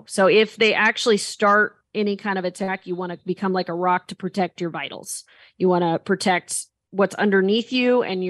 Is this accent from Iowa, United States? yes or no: no; Indianapolis, Indiana, United States; moved away as an adult; now in Texas, United States; And I grew up around Indianapolis.